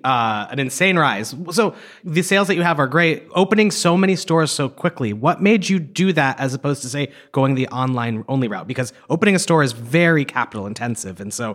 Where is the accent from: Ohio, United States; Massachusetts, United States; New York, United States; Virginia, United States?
Massachusetts, United States; I'm from Massachusetts.